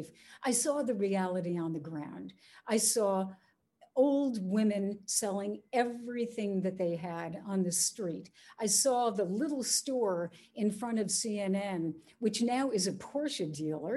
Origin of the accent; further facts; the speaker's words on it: United States; as a Westerner, as an American